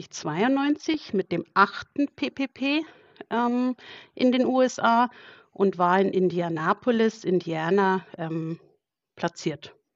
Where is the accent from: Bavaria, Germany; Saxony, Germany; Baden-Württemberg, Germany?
Bavaria, Germany; Burghausen; Also ich äh, komme aus Burghausen. Das ist in Bayern, Südostbayern, liegt direkt an der österreichischen Grenze. Ähm, bin hier geboren und ja, wohne auch hier